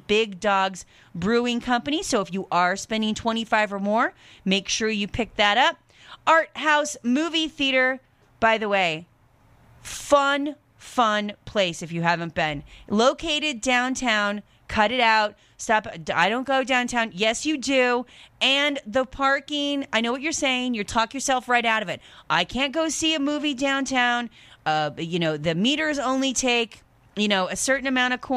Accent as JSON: {"language": "English", "town": "Centralia", "region": "Washington", "country": "United States", "tie": "born or raised there", "moved": "yes", "said": "I grew up in this area, Centralia, Chehalis, Napa Vine."}